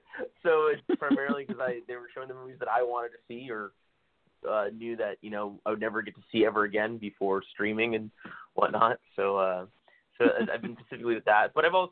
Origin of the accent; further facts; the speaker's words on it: South Bay, just below San Jose, California, United States; I'm from the South Bay originally, just below San Jose.